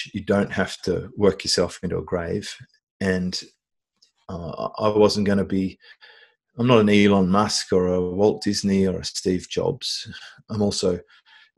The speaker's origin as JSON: {"language": "English", "country": "Australia", "tie": "born or raised there", "said": "I was born in Australia, went through usual sort of suburban upbringing"}